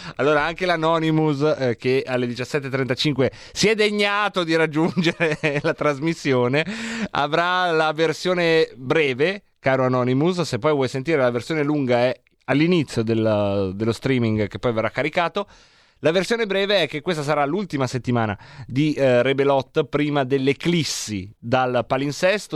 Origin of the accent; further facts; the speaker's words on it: Varese, Lombardy, Italy; io son cresciuto a Varese